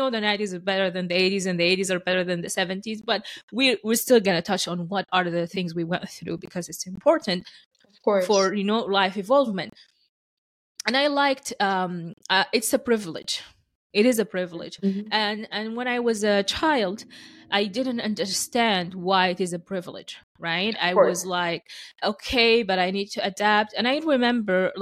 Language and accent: English; Sudan; English is a second language; moved away as an adult; now in Canada